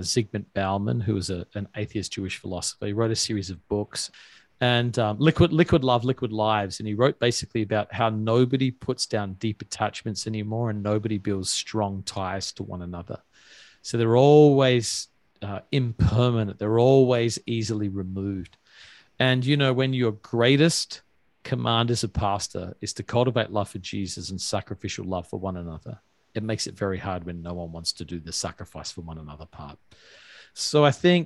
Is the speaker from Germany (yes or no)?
no; Australia; moved away as an adult; now in New York, United States; I'm from Australia